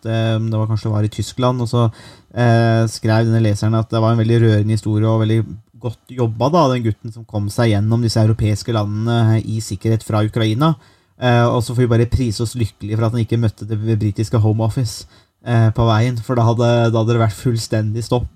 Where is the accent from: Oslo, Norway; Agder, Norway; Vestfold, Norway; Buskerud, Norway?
Buskerud, Norway; jeg kommer fra Buskerud.